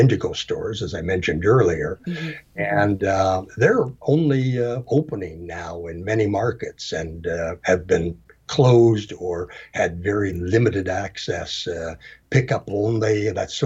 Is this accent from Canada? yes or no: yes; Canada; I'm Canadian